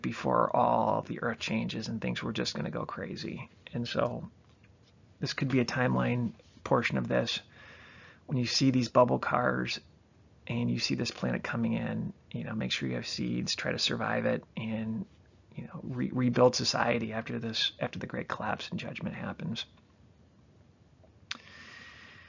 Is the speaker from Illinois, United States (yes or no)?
yes; Chicago, Illinois, United States; also born or lived in Michigan; I'm from the Chicagoland area